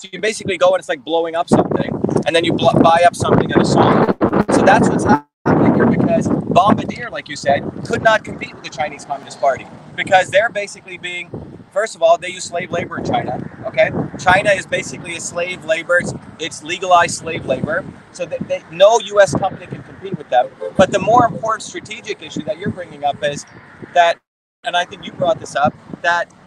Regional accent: India; now in United States; I grew up in India

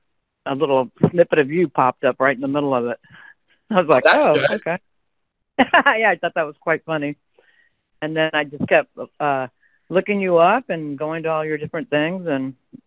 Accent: Palm Springs, California, United States; Palm Springs, California.

